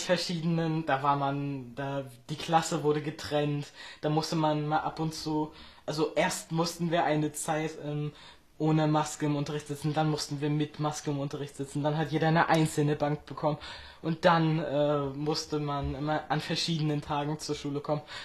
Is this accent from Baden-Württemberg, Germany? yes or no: no; Friedland, Mecklenburg-Vorpommern, Germany; ich komme aus Friedland, das liegt in Mecklenburg-Vorpommern, und zwar in der Mecklenburgischen Seenplatte